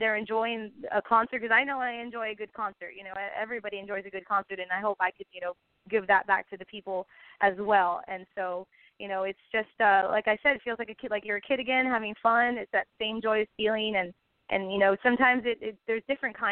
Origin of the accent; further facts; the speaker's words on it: San Benito, Texas, United States; my hometown